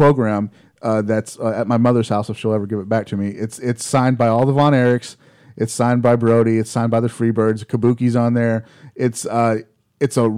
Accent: Dallas-Fort Worth area, Texas, United States; I grew up here in the Dallas-Fort Worth area

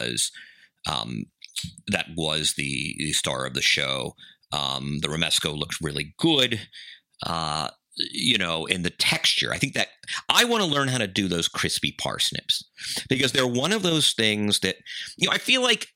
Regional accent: Georgia, United States; Plains, Georgia, like the pecans or Vidalia for the onions, and this is my home state

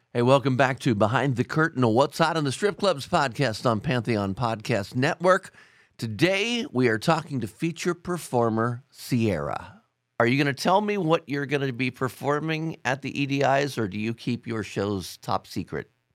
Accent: Ohio, United States; Ohio, my home state

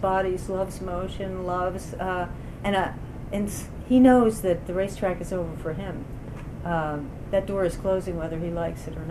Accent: Baltimore, Maryland, United States; moved away; also born or lived in West Virginia; I grew up in Baltimore, a city that's more than half black

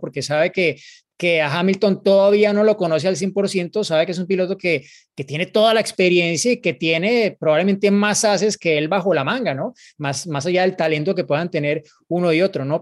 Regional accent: Colombia

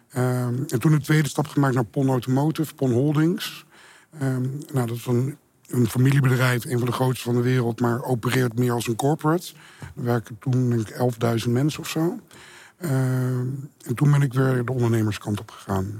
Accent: Beetsterzwaag, Friesland, Netherlands; moved away; also born or lived in Rotterdam / Amsterdam; dorp eh, waar ik ben opgegroeid, Beterswaag in Friesland.

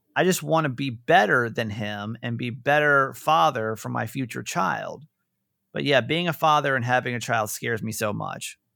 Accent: Georgia, United States; I'm from Georgia. Georgia

